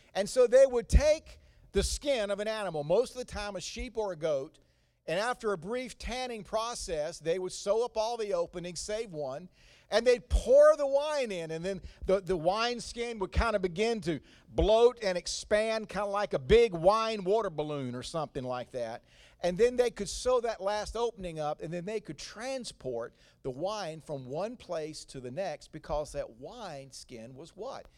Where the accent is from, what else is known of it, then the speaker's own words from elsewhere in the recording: North Carolina, United States; accent: slow cooked Southern; slow cooked accent, um, that I did not get this in the Washington, D C area. This came from forty-five years of living in North Carolina